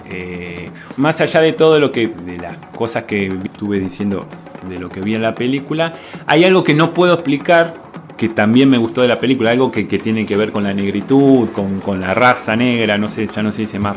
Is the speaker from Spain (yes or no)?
no; Uruguay; No, somos. bueno, yo soy uruguayo.